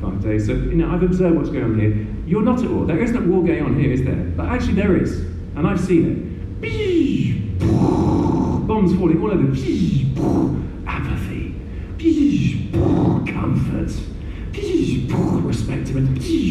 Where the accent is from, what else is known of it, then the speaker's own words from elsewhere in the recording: United Kingdom; also born or lived in Burundi; let me speak as a Brit